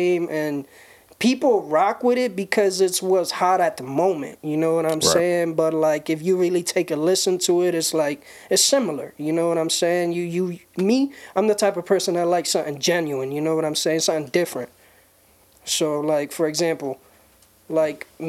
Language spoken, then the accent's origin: English; Springfield, Massachusetts, United States; moved away; Springfield, Massachusetts